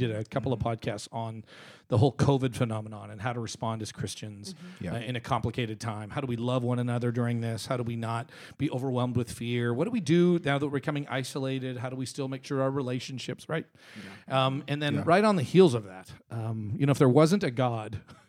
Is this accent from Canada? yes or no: yes; Canada; now in United States; First of all, I'm from Canada, so I always feel like I'm a bit of an outsider on everything.